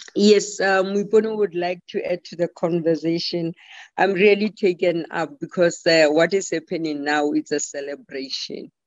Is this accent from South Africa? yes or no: yes; South Africa; I'm a South African